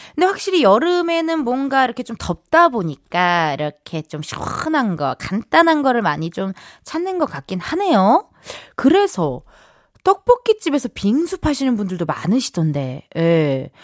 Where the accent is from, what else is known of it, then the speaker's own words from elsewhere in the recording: Incheon, South Korea; 저도 인천 출신이다 보니까요